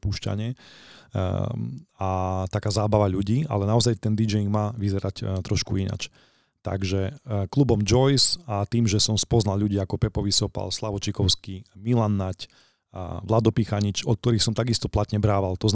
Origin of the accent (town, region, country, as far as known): Košice, Košice Region, Slovakia